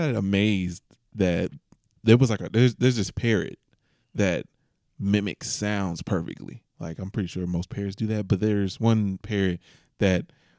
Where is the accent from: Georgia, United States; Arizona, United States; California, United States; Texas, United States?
Georgia, United States; Atlanta; I'm from Atlanta, Georgia.